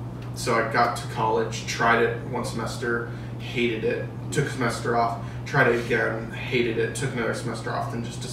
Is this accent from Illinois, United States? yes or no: yes; Illinois, United States; also born or lived in Seattle, Washington / Indiana / Bloomington-Normal, Illinois; But then my family moved to Indiana, and then we moved to Illinois. And so then I grew up in the suburbs.